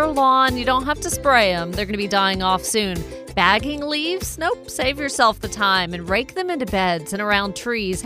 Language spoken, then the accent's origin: English; the South, United States; now in Cherokee County, United States; us Southerners who love our fall fruits